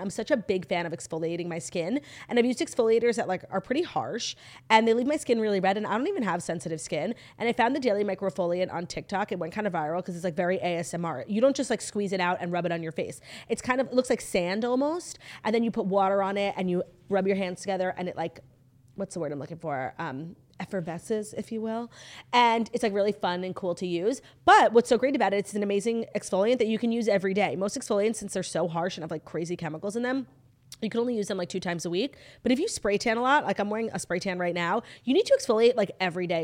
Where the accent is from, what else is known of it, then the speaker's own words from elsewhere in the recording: New York, United States; I'm from New York